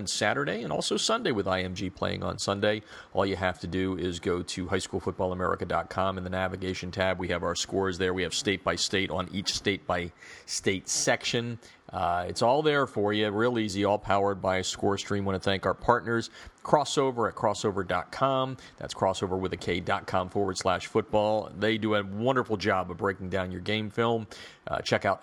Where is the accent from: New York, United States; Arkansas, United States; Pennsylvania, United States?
Pennsylvania, United States; my hometown state